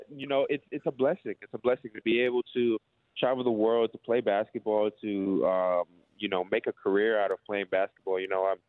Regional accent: Toronto, Ontario, Canada; moved away as an adult; now in Melbourne, Australia; I'm from Toronto, Canada

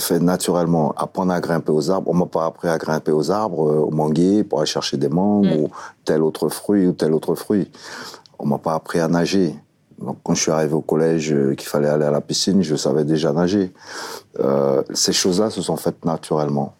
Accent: French Guiana; moved away as an adult; also born or lived in France; mes premiers souvenirs datent effectivement quand j'étais gamin en Guyane

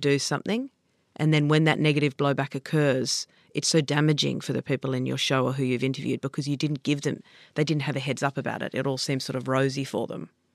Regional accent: Sydney, New South Wales, Australia; I grew up on the Lower North Shore.

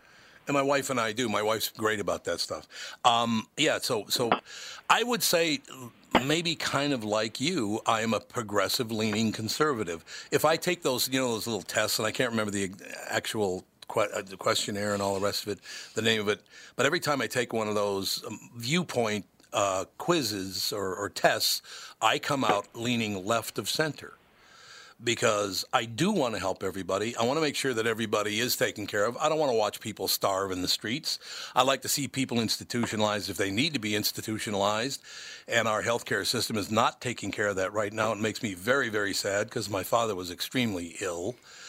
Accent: Minneapolis, Minnesota, United States; In Minneapolis. I grew up in the inner city, actually, very, very poor family.

